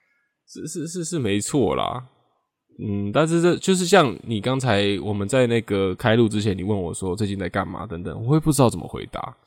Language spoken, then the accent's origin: Chinese; Taiwan; 我们台湾人